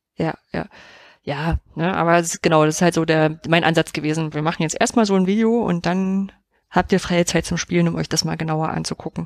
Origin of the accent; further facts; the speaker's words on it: East Germany, Germany; ich bin ja im Osten groß geworden